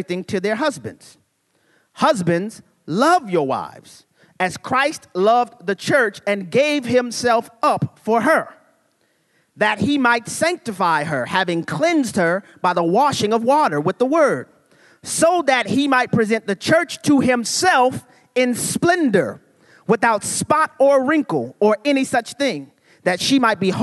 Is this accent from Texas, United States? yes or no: no; New Orleans, Louisiana, United States; I'm from New Orleans, Louisiana.